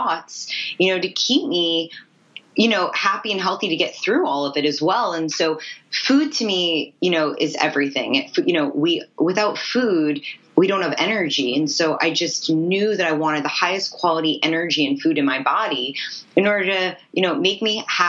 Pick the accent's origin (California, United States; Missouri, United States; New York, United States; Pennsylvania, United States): New York, United States; New York City; also born or lived in Los Angeles; I grew up in New York City